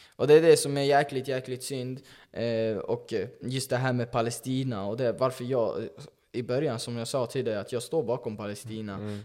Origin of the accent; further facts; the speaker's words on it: Sweden; nu lever jag i Sverige som invandrare, som flykting, kom mm. hit när jag var fyra